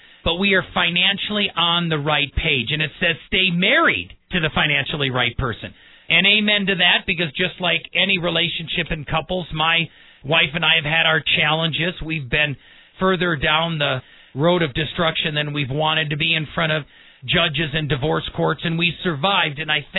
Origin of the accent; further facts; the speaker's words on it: Midwest, United States; When I was growing up in the Midwest, my father taught me finances